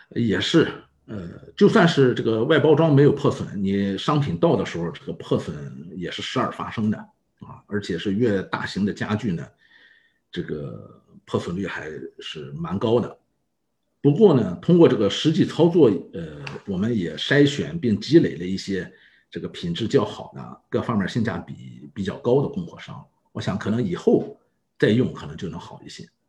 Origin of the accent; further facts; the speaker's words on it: Yantai, Shandong, China; moved away as an adult; also born or lived in Japan; 我来自，呃，山东烟台。那么在此之前呢，我一直是，呃，在做日本的业务